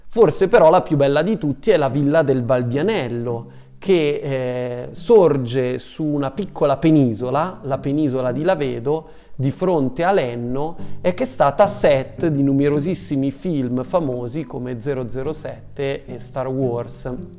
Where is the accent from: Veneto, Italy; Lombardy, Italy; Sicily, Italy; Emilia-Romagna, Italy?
Lombardy, Italy; Como; sono di Como